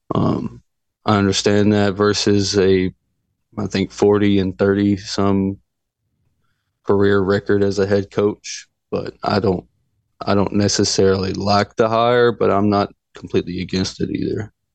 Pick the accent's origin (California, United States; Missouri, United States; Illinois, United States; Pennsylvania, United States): Pennsylvania, United States; Philadelphia; my hometown, Philadelphia